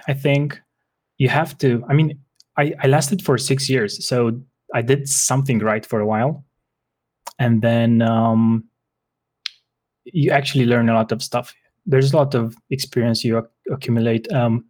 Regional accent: Bucharest, Romania; I'm from Bucharest, Romania.

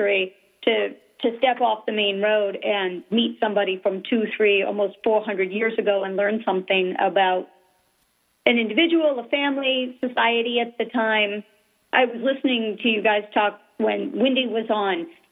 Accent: Massachusetts, United States; I grew up in Massachusetts

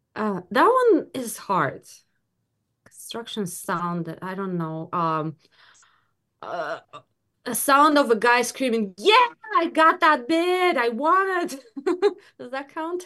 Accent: Belarus; now in Michigan, United States; I am ori-, I was born in Belarus

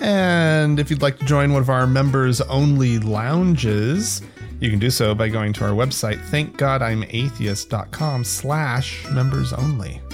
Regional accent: rural Oklahoma, United States; now in Salt Lake City, United States; I grew up outside of Utah, um, and, uh, namely you know, rural Oklahoma

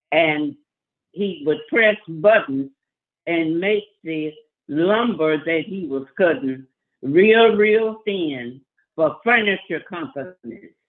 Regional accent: Marianna, Arkansas, United States; also born or lived in Las Vegas, Nevada; now in Chicago, United States; We grew up in Marianna, Arkansas.

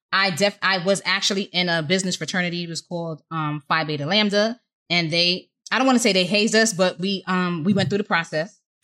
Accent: New York, United States; I was from New York

